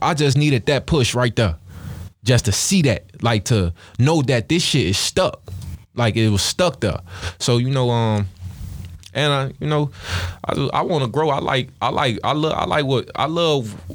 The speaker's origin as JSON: {"language": "English", "town": "Chicago", "region": "Illinois", "country": "United States", "tie": "born or raised there", "also_born_or_lived": "Stateway Gardens, Chicago", "said": "I was raised in the Ickies"}